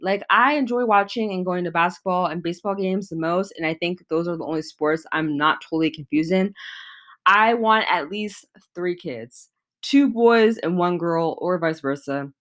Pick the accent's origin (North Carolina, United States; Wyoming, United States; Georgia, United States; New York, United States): Georgia, United States; Atlanta; I was born in Atlanta, Georgia